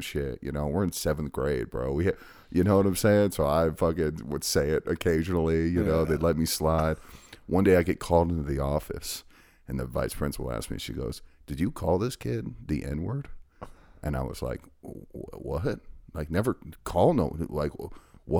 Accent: California, United States; moved away; also born or lived in Texas; I'm from California

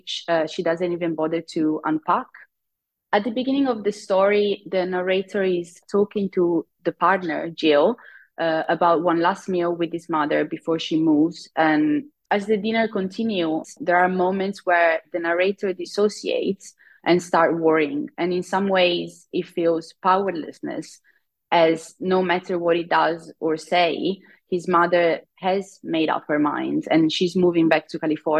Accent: Italy; now in United Kingdom; I live in the UK. I'm originally from Italy.

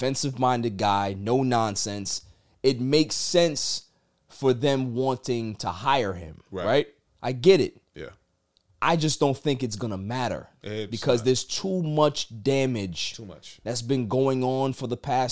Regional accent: New York City, New York, United States; I'm from Queens.

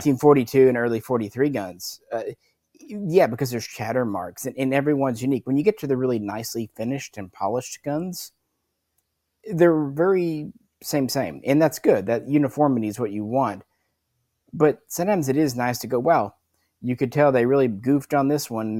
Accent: Arkansas, United States; growing up in Arkansas

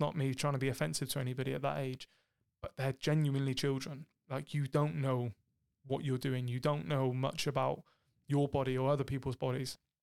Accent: Cornwall, South West England, United Kingdom; I'm from Cornwall

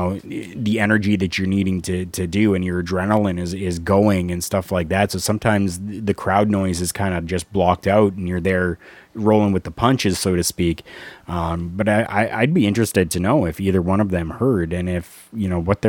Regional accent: Pittsburgh, Pennsylvania, United States; You know, the people of my hometown, Pittsburgh, Pennsylvania, cheap pop.

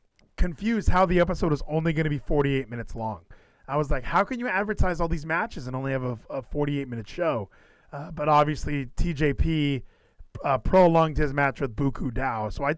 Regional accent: Texas, United States; I know that I'm from Texas, so the obligatory thing for me to do is love the Von Erichs.

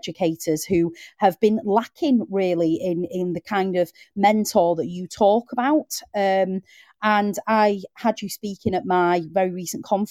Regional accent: the north of England, United Kingdom; accent: Northern; I needed elocution lessons because of my Northern accent

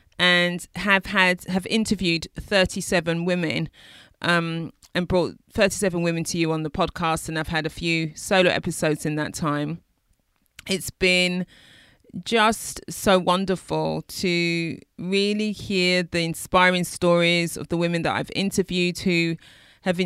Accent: London, United Kingdom; I'm from East London

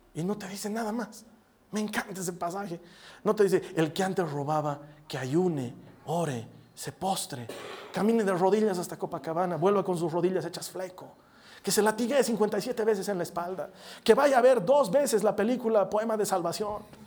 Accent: La Paz, Bolivia; somos de La Paz

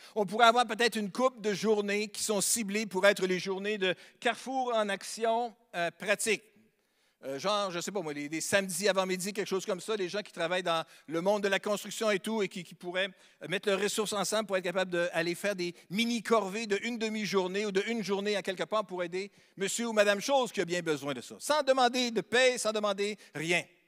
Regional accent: Sainte-Marie, Quebec, Canada; now in Quebec City, Canada; je suis natif de Sainte-Marie-de-Beauce. C'est une belle localité dans le sud, sur la rive sud.

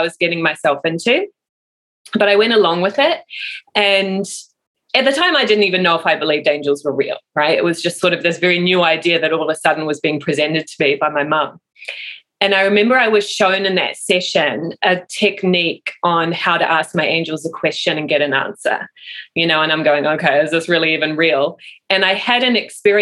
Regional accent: New Zealand; moved away; I am from New Zealand originally

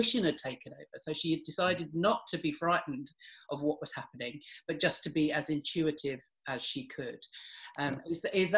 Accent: London, United Kingdom; I grew up in North London

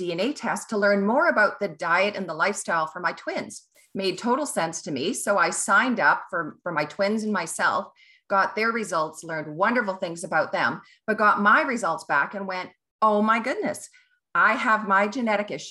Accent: Kelowna, British Columbia, Canada; also born or lived in Ottawa / New Zealand / England; now in Vancouver, Canada; I am a Kelowna girl. That's where I grew up and lived in Ottawa, New Zealand, England, around the world

